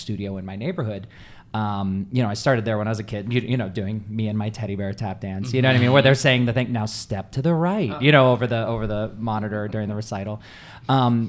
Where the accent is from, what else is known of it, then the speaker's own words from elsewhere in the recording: Tucson, Arizona, United States; I'm from Tucson, I'm from Arizona